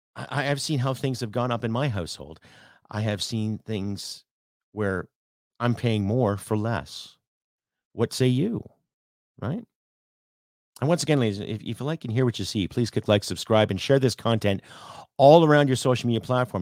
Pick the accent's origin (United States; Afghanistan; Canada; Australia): Canada; I'm Canadian